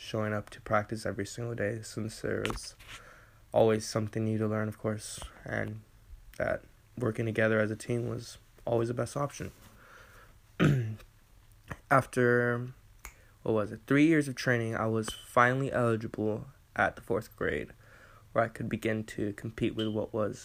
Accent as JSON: {"language": "English", "town": "Eagle Pass", "region": "Texas", "country": "United States", "tie": "born or raised there", "said": "I grew up in the great state of Texas in the city of Eagle Pass, where I have enjoyed my childhood"}